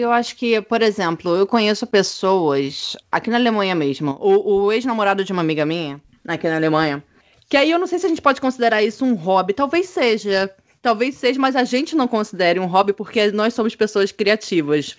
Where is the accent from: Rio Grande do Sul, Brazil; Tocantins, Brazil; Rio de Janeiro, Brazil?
Rio de Janeiro, Brazil; moved away as an adult; also born or lived in France; now in Germany; eu sou do Rio de Janeiro